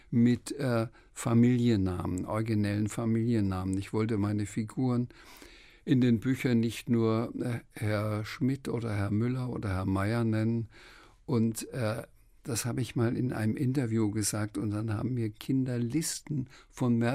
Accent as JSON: {"language": "German", "town": "Schweinfurt", "region": "Bavaria", "country": "Germany", "said": "Friedrich Rückert, ähm, der auch in Schweinfurt ähm, gelebt hat, wo ich herkomme, auch Franke war"}